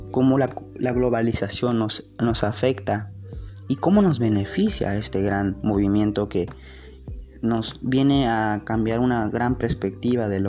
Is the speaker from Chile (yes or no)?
no; Mexico; seguir siendo los mexicanos que siempre hemos sido y como siempre echándole ganas a todo.